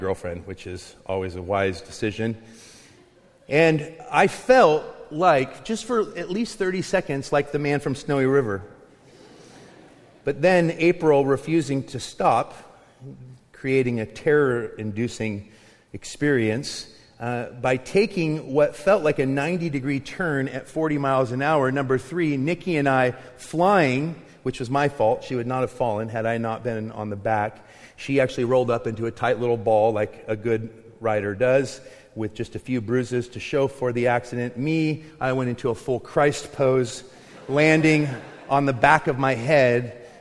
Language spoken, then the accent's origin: English; Longview, Washington, United States; also born or lived in Findlay, Eastern Washington; When I was in sixth grade, my mom had moved myself and my brothers over to Eastern Washington so she could marry her high school sweetheart. We moved from Longview, Kelso